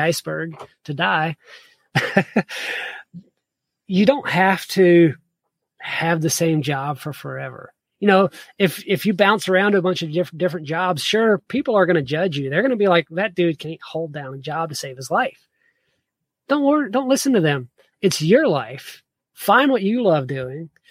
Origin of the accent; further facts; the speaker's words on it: the South, United States; also born or lived in South Georgia / Virginia; I grew up in the South